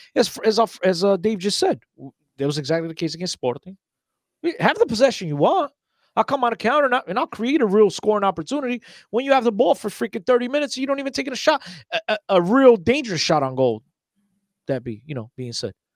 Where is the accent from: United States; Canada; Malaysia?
United States; Newark, New Jersey; if you from Newark, you definitely gotta know me